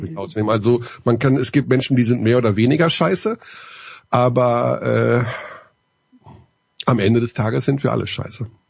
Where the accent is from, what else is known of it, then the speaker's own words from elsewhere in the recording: Germany; als Deutscher